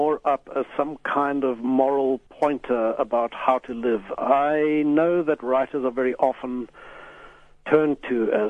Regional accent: Pretoria, Gauteng, South Africa; I grew up in Pretoria with a mother who has been something of a spiritual seeker in her time

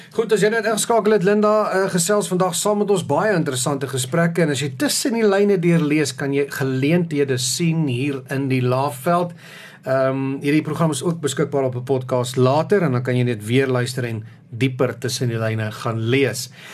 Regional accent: South Africa

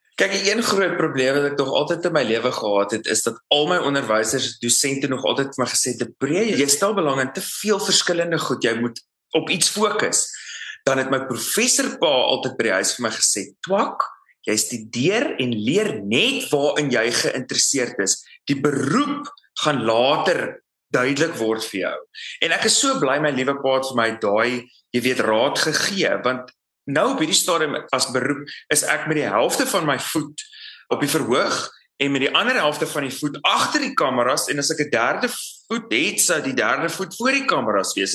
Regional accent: South Africa; moved away as an adult; Suid-Afrika is my tuiste.

